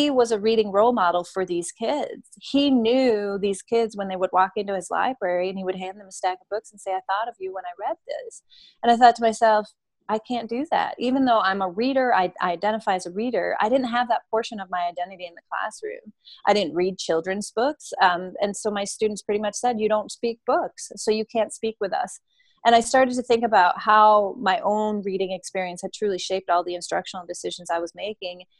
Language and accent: English; Denmark; now in United States; I grew up in Denmark, and in Denmark, our reading instruction was quite different than the one here in the U.S.